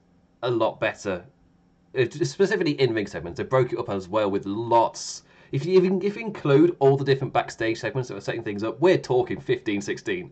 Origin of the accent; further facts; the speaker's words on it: England, United Kingdom; because I'm English